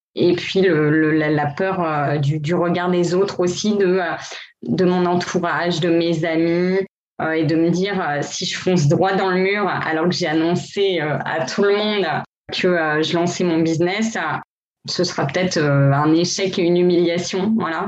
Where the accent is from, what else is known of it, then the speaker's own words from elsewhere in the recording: Gravelines, Hauts-de-France, France; first language French; moved away as an adult; also born or lived in Lille / New York; now in Miami, United States; je suis originaire du Nord, je viens de Lille. Et voilà, j'ai grandi près de Dunkerque, Gravelines